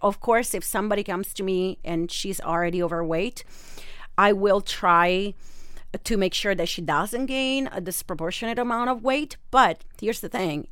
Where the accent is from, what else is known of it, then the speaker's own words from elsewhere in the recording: Rome, Lazio, Italy; English is a second language; moved away as an adult; now in San Diego, United States; I have a little bit of an accent. I'm from Rome, Italy, born and raised.